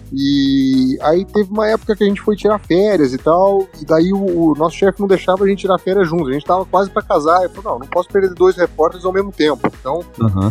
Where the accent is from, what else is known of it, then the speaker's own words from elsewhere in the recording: Campinas, São Paulo, Brazil; eu sou de Campinas